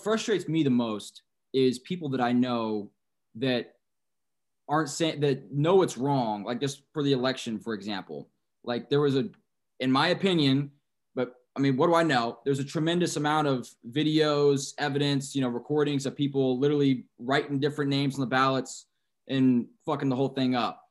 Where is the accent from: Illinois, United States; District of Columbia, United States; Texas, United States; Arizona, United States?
Texas, United States; San Antonio; I'm from San Antonio